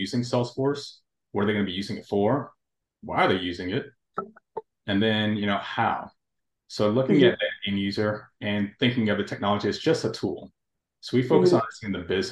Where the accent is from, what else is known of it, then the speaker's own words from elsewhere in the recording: Atlanta, Georgia, United States; I was born here in Atlanta, raised, educated